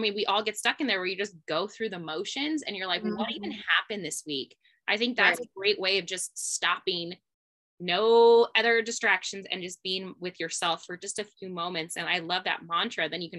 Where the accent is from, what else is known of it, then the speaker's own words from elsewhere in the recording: Harrison, Idaho, United States; also born or lived in Lewiston, Idaho; Yeah, I grew up in Harrison. St. Mary Harrison.